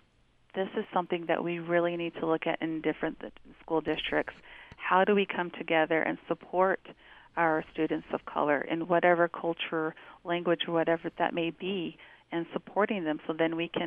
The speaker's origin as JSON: {"language": "English", "region": "Navajo Nation", "country": "United States", "moved": "yes", "lives_now": "Salt Lake City, United States", "said": "I'm from the Diné Nation, and my husband's from the Northern Cheyenne tribe in Lame Deer, Montana"}